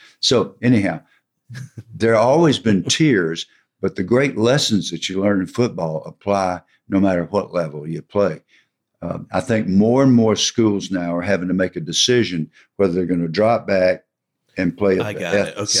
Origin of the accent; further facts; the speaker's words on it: College Park, Georgia, United States; I grew up in College Park, but my father worked in downtown Atlanta at Rich's department store.